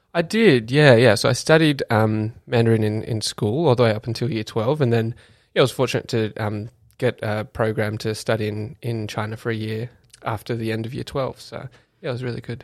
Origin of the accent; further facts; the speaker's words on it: Canberra, Australian Capital Territory, Australia; now in Melbourne, Australia; being born and bred in Canberra